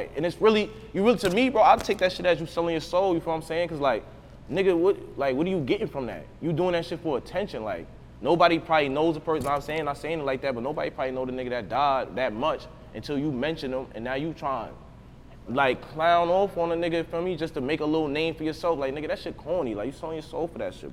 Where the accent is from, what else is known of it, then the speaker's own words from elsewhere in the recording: United States; I'm really from the Drive, though. Like, I was born and raised here, whole life, came up